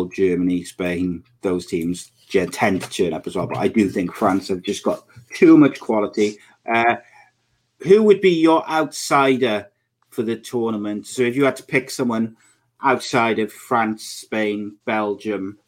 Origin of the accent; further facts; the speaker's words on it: Welsh, Wales, United Kingdom; I'm Welsh